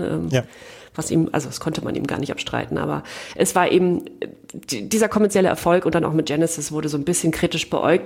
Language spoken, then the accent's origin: German; East Germany, Germany; als Ostdeutsche